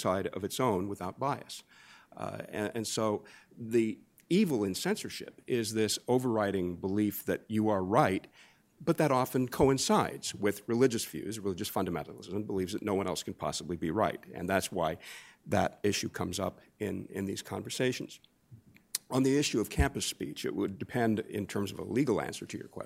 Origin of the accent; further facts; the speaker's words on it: United States; growing up in America